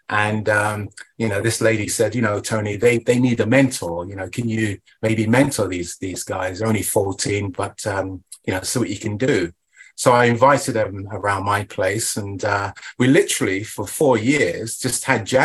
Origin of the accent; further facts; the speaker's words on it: Portsmouth, South East England, United Kingdom; Oh, Southampton, yes, that's yeah, because right. I'm from Portsmouth.